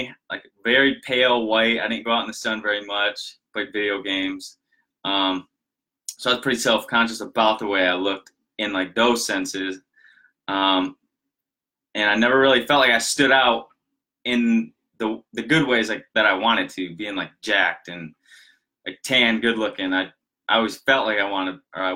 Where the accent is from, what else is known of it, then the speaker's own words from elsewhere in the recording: Michigan, United States; We lived in a smaller town up in Michigan. Most of you know I'm from Michigan. I'm outside of Grand Rapids